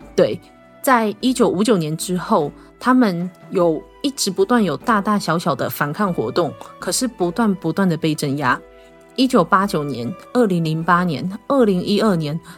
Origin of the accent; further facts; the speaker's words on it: Taiwan; 身为一个台湾人